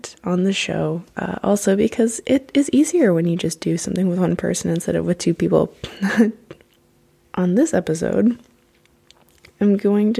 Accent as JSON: {"language": "English", "country": "United States", "tie": "born or raised there", "said": "growing up in the States, I had to study literature"}